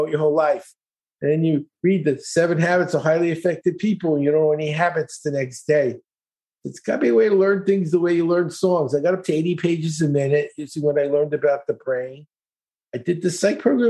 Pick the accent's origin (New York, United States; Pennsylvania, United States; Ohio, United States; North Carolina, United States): New York, United States; New York City; I grew up in East New York, Brooklyn.